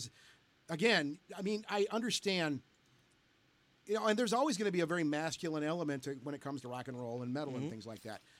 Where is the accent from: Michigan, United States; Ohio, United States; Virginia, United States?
Michigan, United States; Detroit; we're from the Detroit area here.